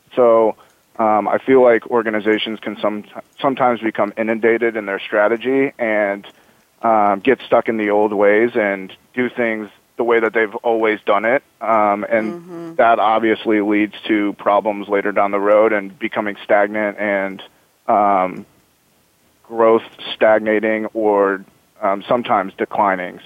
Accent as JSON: {"language": "English", "town": "Omaha", "region": "Nebraska", "country": "United States", "moved": "yes", "lives_now": "Bay Area, United States", "said": "I'm from Omaha, Nebraska"}